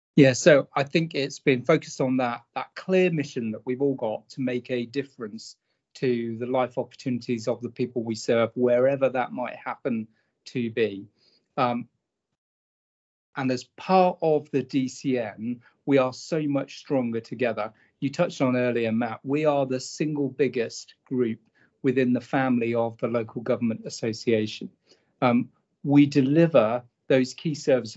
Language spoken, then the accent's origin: English; Norfolk, East of England, United Kingdom; So I grew up in Norfolk